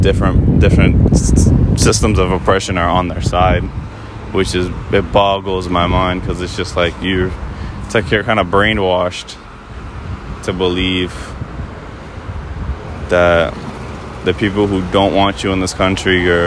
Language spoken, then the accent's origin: English; United States; growing up in America